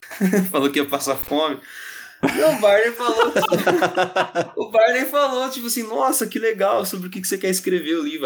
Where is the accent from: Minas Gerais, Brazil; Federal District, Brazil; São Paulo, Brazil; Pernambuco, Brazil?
São Paulo, Brazil; Ribeirão Preto; Eu sou de Ribeirão Preto, interior de São Paulo